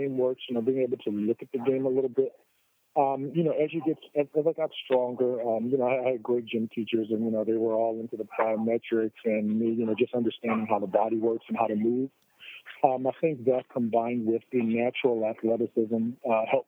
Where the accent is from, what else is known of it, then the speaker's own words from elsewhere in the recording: Atlantic City, New Jersey, United States; I was from Atlantic City. I wanted to represent Atlantic City